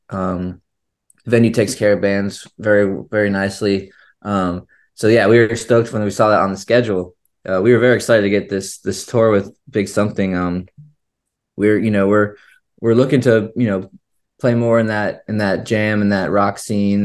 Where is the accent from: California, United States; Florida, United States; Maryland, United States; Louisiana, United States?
Florida, United States; St. Petersburg; also born or lived in Chicago, Illinois; I was born in Chicago, And when I was about three, um, and Kevin was about to be born, uh, our, so our parents originally moved down to Florida